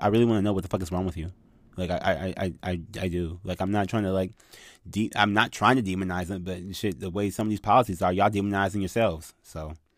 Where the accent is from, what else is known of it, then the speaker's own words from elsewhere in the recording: United States; I grew up in America